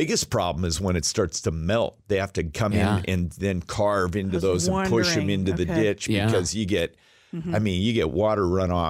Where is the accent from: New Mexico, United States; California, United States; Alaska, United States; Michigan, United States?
Alaska, United States; Even though I was raised in Alaska and I drove through that pass numbers of times, it never got old.